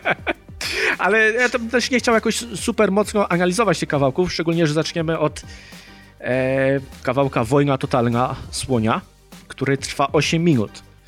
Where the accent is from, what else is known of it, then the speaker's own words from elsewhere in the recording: Poland; jestem z Polski i bliżej mi do problematyki Polaków